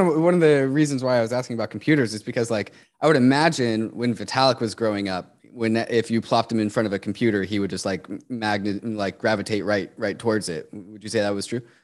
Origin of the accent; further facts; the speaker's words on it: United States; growing up in America